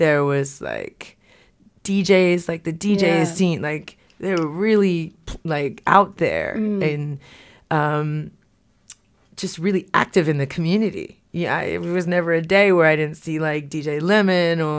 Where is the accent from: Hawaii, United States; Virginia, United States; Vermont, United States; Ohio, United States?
Hawaii, United States; moved away as an adult; also born or lived in California; now in Wellington, New Zealand; I grew up in Hawaii